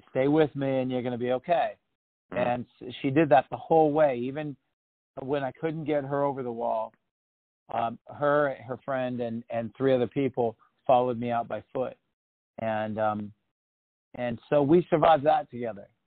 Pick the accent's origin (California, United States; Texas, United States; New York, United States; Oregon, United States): Oregon, United States; I grew up in Oregon though